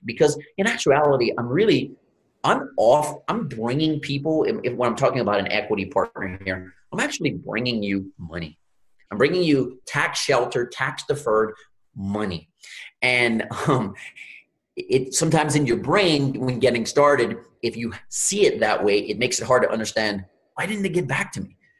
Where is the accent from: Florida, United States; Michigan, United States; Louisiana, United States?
Louisiana, United States; I'm from Louisiana, grew up in the Gulf of Mexico